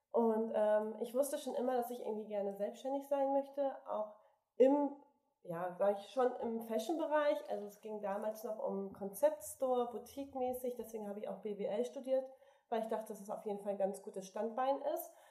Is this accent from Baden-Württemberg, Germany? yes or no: no; Bremen, Germany; born there; now in Hamburg, Germany; Wir sind ja gebürtige Bremer, wollten aber nicht zurück nach Bremen.